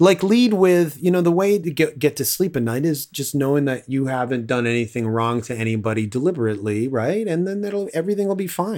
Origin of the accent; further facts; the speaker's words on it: Toronto, Ontario, Canada; also born or lived in Scarborough; I grew up in Willowdale and then moved to Scarborough